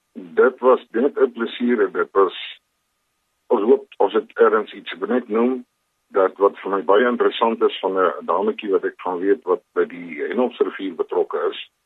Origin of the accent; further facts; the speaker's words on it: Pretoria, Gauteng, South Africa; moved away as an adult; also born or lived in Cape Town; now in Kimberley, South Africa; Ek is 'n gebore Kimberleys, maar ek het in Pretoria grootgeword